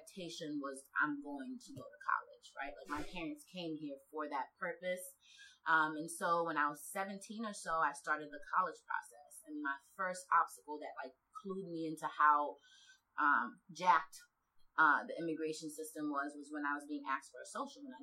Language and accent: English; New York, United States; also born or lived in Senegal; My family came from Senegal, West Africa, and settled in New York when I was 7